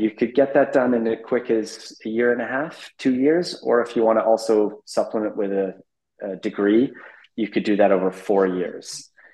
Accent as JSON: {"language": "English", "town": "Abbotsford", "region": "British Columbia", "country": "Canada", "tie": "born or raised there", "also_born_or_lived": "Amsterdam / Middle East", "moved": "as an adult", "said": "born and raised in Abbotsford, British Columbia, about an hour east of Vancouver."}